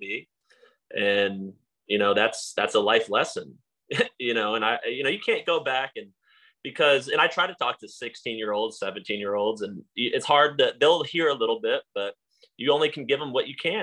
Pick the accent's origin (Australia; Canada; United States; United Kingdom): United States; Texas; moved away as an adult; also born or lived in Stony Brook, New York; now in Florida, United States; I came to Stony Brook from Texas